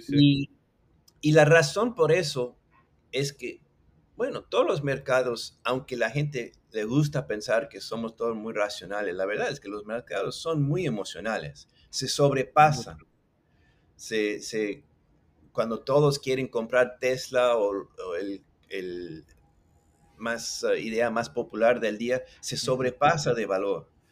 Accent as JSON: {"language": "Spanish", "region": "Mexico City", "country": "Mexico", "accent": "chilango", "second_language": "Spanish", "moved": "yes", "lives_now": "Puerto Rico", "said": "El español lo hablo bastante bien, me, llevo bien, pero lo aprendí de chiquito en México. Eh, decimos que tengo acento chilango"}